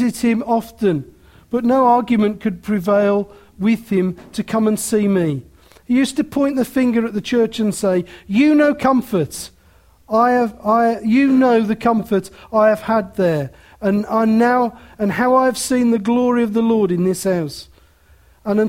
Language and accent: English; Willenhall, West Midlands, United Kingdom; because I'm from Willenhall.